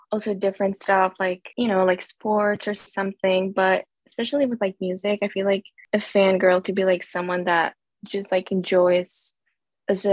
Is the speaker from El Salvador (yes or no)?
yes; El Salvador; now in United States; I'm from El Salvador, but I live